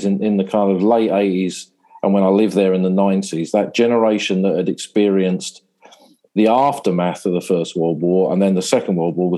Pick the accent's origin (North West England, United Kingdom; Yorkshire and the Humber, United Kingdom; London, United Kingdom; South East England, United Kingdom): South East England, United Kingdom; Sussex; moved away as an adult; now in Somme, France; I grew up in Sussex, which is a chalk landscape.